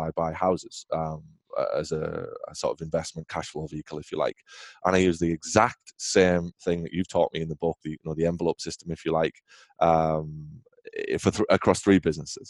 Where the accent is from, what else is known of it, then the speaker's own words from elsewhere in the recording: England, United Kingdom; moved away as an adult; now in United States; I'm obviously from England originally